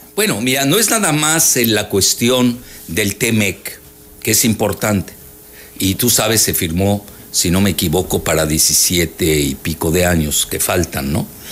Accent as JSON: {"language": "Spanish", "country": "Mexico", "said": "la mayoría somos, los mexicanos"}